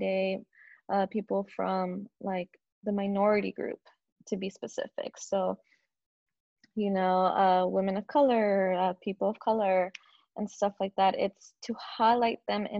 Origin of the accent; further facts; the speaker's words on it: San Diego, California, United States; now in Los Angeles, United States; I was born and raised in San Diego, actually. San Diego, California